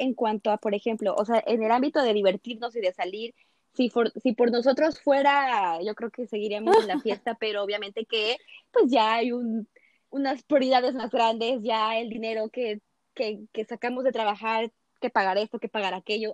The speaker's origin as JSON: {"language": "Spanish", "country": "Mexico", "said": "hasta nosotras mismas como mexicanas"}